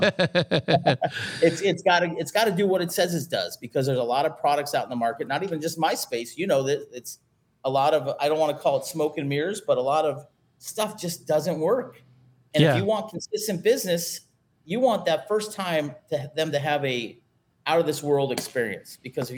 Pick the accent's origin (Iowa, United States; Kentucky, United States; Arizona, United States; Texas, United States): Arizona, United States; now in San Diego, United States; I'm a San Diego boy. Well, I grew up in Arizona, but I've lived out in California for almost half my life.